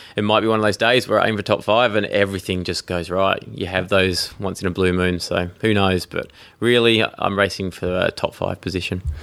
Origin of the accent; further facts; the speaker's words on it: Tasmania, Australia; also born or lived in United Kingdom; I grew up in Tasmania, in Australia. Uh, I was actually born in the UK